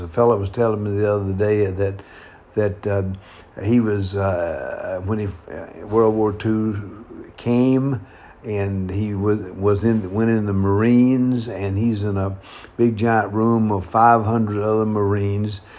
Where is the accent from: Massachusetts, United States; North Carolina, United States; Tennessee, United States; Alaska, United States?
North Carolina, United States; now in San Francisco, United States; my hometown back in North Carolina